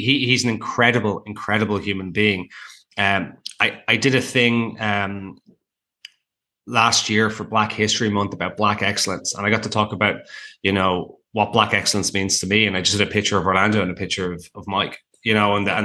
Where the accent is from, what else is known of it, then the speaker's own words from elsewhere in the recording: Ireland; now in Toronto, Canada; I'm Irish